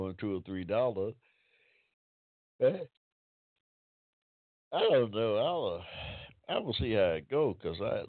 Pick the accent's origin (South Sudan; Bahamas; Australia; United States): United States; Georgia; Crystal Lakes. Hampton, Georgia. They're all over my hometown down there.